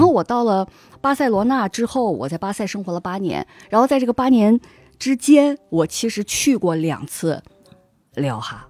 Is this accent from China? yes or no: yes; Harbin, Heilongjiang, China; accent: Northeastern; moved away as an adult; also born or lived in Beijing / Spain; 我年轻的时候，就是在我的家乡哈尔滨，那个嗯。时候其实我几乎不喝酒